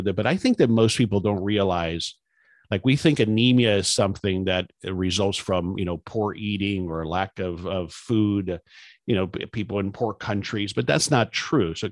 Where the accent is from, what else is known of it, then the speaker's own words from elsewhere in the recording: South Florida, United States; I grew up in South Florida, and so I'm familiar with that school